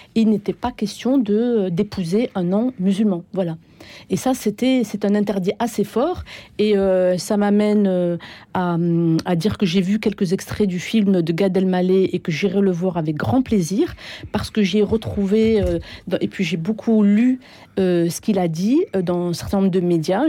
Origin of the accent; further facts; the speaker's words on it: France; moved away; also born or lived in Algeria; moi, je, j'ai vécu 15 ans en Algérie, mais je suis née, j'ai grandi en France. Mes premières euh, années se sont passées en France.